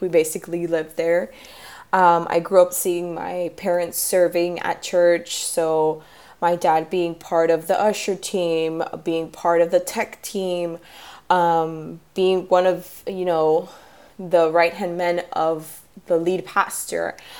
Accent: Miami, Florida, United States; I'm from Miami

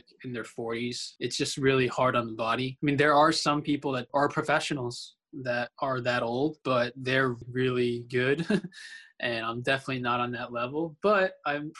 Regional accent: New Jersey, United States; I was born and raised in New Jersey.

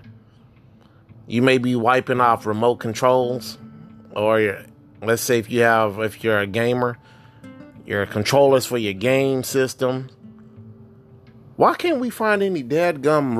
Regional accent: Texas, United States; my home state of Texas

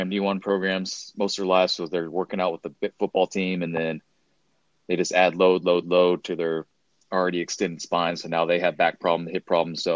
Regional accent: Baldwin City, Kansas, United States; I actually went to Baker University, which is in my hometown

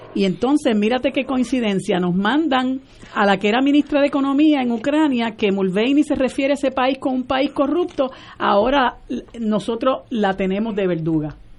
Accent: Puerto Rico; nosotros llevamos 121 años de, ser colonia de los Estados Unidos y estamos ya tan colonizados que se nos olvida que nosotros somos un país ocupado

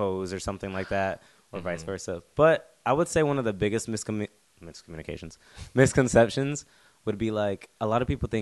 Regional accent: North Carolina, United States; now in South Korea; I'm from North Carolina

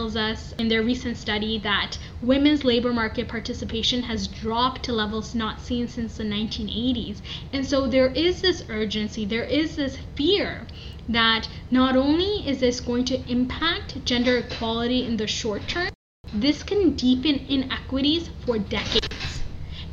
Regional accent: Toronto, Ontario, Canada; I did my master's in public health at the University of Toronto, so really, you know, grounded in my hometown

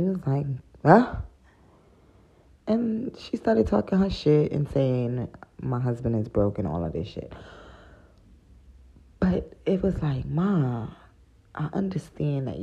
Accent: United States; I come from America

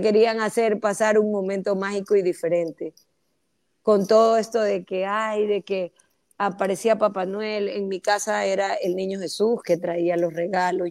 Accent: Ecuador; todos somos ecuatorianos

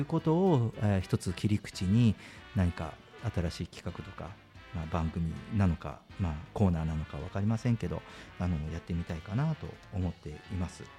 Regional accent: Kyushu, Japan; moved away; 僕九州人なんで

